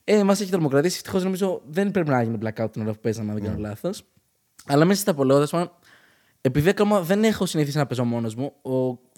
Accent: Ioannina, Epirus, Greece; Είμαστε από Γιάννενα.

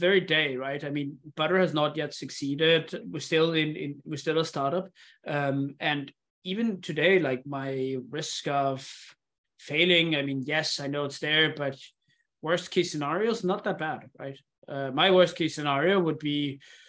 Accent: Denmark; moved away; also born or lived in Indonesia; I come from Denmark, which is a super high security country.

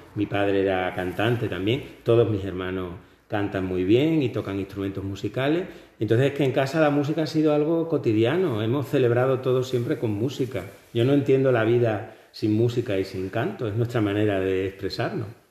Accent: Hornachos, Extremadura, Spain; yo nací en Hornacho

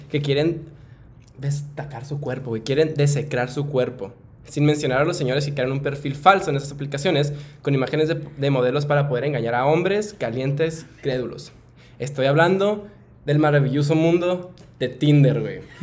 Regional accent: Mexico; que soy mexicano

